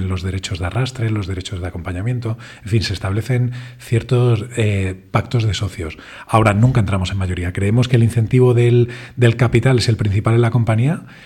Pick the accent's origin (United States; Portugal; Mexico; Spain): Spain; que somos tres españoles y otros tres israelíes